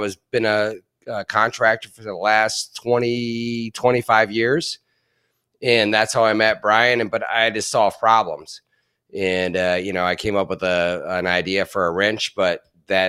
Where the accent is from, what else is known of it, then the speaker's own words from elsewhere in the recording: Canton, Ohio, United States; I grew up in Canton, Ohio